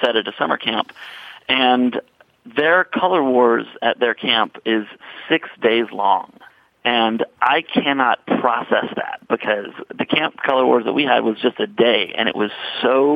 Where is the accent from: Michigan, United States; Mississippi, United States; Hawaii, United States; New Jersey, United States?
Mississippi, United States; I grew up in Mississippi.